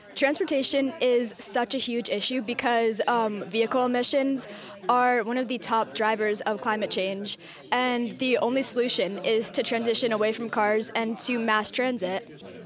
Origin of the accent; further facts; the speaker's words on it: Portland, Oregon, United States; growing up in Portland